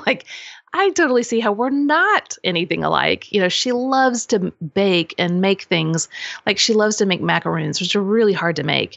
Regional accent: Kansas City, United States; moved away as an adult; also born or lived in Lawrence, Kansas / Normal, Illinois / Saint Louis, Missouri; now in Franklin, United States; I'm originally from Kansas City

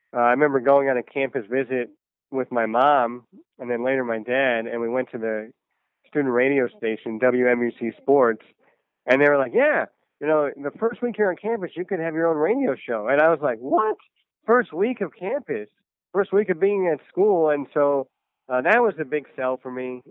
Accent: New Jersey, United States; Me and my dad would listen to the Mets on the radio all the time growing up in New Jersey

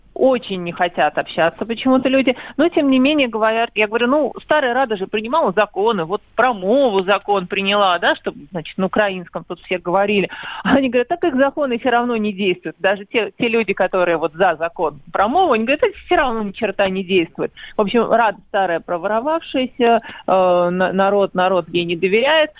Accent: Russia; я из России, что я представитель российских СМИ

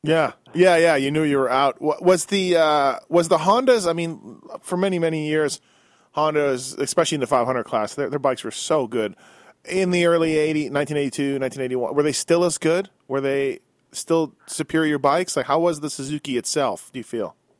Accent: Canada; me being Canadian, born and raised

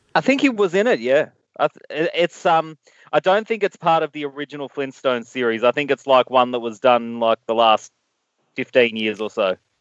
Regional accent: Australia; As an Australian

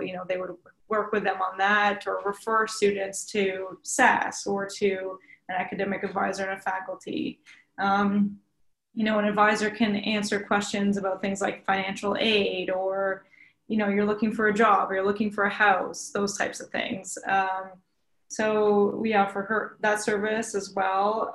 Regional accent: Tyendinaga, Ontario, Canada; I was born and raised in Tyendinaga, Mohawk Territory, so just down the road from here.

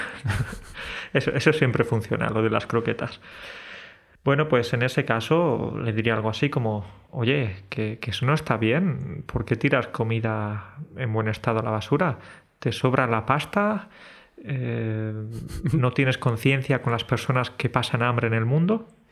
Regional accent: Galicia, Spain; yo soy gallego

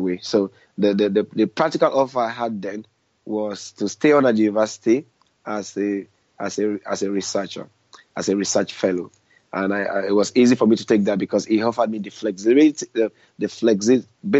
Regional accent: Nigeria; moved away as an adult; now in United Kingdom; I was born in Nigeria, although now I live my life in the UK.

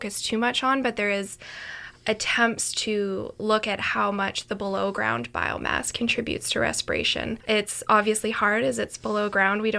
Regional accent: Canada; being Canadian, being from Canada

